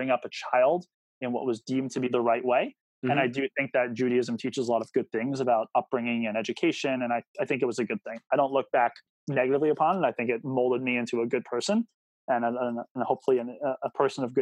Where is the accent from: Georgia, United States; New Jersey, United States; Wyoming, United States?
New Jersey, United States; Northern; growing up in Northern New Jersey